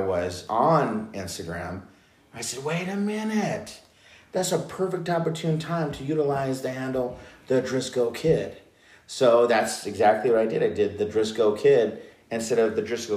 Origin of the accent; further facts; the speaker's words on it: Monterey Park, California, United States; I was raised, okay, I was born in Monterey Park. Okay. Born in Garfield Hospital. I was raised in Monterey Park